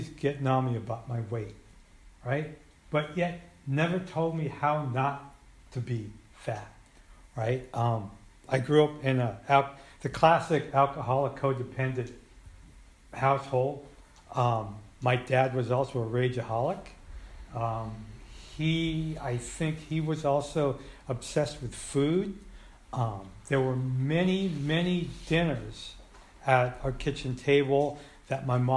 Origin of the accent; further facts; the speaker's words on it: Colma, California, United States; also born or lived in San Francisco; I grew up in Colma and had a lot of family in the city. I grew up on the Muni